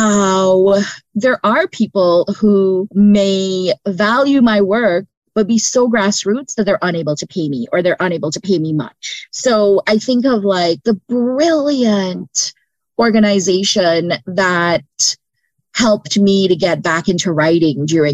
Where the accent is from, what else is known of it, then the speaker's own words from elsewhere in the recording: Canada; first language English; also born or lived in Brampton, Ontario / Windsor, Ontario / Scarborough, Ontario / Trinidad; as a Canadian